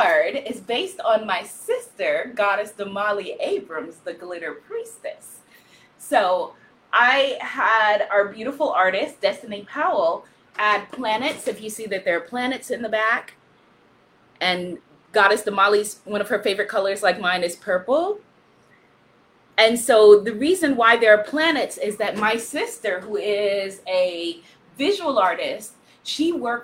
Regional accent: Guyana; also born or lived in United States; I'm African, I'm American, I am Caribbean, I am Guyanese

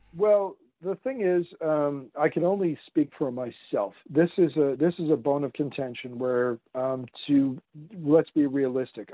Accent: Canada; I'm a Canadian. Yeah. So I've lived next to this elephant all my life

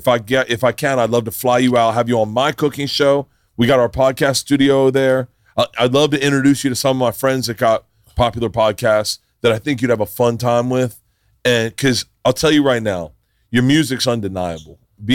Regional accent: the South, United States; But I grew up in the South.

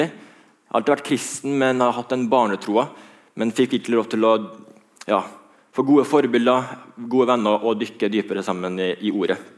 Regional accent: Trondheim, Trøndelag, Norway; hører at jeg ikke er fra Karmøy, jeg er fra Trondheim.

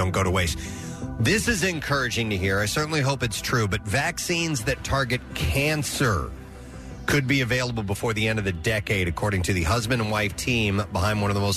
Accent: St. Louis, Missouri, United States; moved away; I grew up in St. Louis

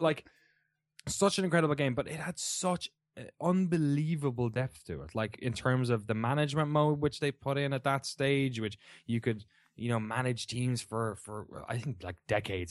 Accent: Waterford, Munster, Ireland; moved away as an adult; also born or lived in London, United Kingdom / San Francisco, United States; now in Oakland, United States; I grew up in a town of forty thousand people, Waterford in the southeast

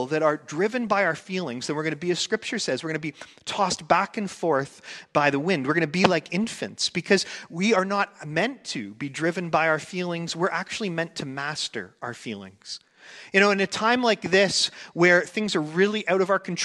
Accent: Canada; I grew up here in Canada

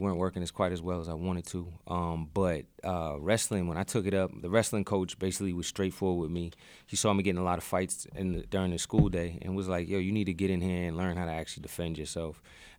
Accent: Boston, Massachusetts, United States; Boston, it was rough coming up there, man. You're getting a lot of fights, man.

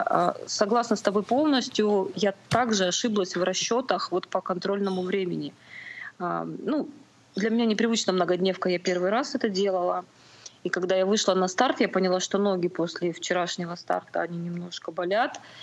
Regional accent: Far East, Khabarovsk Krai, Russia; now in Novosibirsk, Russia; Да, я с Дальнего Востока, из Хабаровского края. Ну, там небольшой городок под Хабаровском.

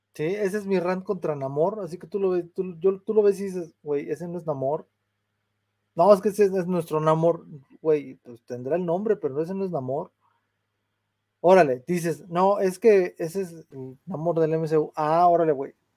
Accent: San Luis Potosí, Mexico; yo nací aquí en San Luis

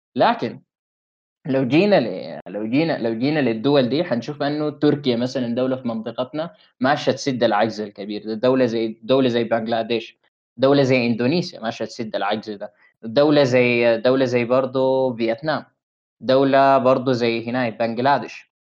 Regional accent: Sudan; التعليم اللي عندنا في السودان

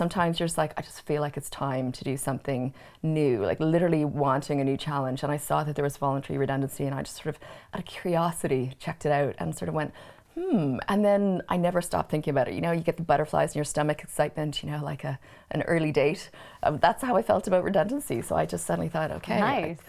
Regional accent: Canada; now in Ireland; I was born in Canada and I've been living in Ireland a long time, which is why I'm Canadian Irish

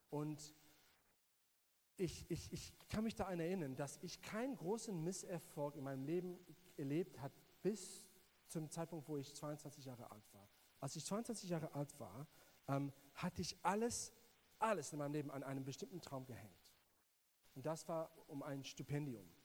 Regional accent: South Africa; German is a second language; alle hören meinen englischen Akzent und denken, ich bin Amerikaner, ähm, aber ich bin Südafrikaner. Und ähm, ja, ich bin in Südafrika groß geworden

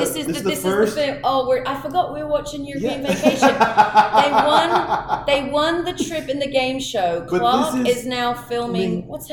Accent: England, United Kingdom; now in Austin, United States; But being English, I might be all right.

